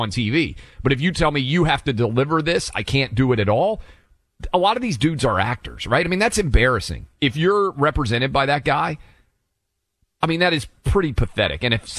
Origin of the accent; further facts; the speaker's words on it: Nashville, Tennessee, United States; I'm born and raised in Nashville.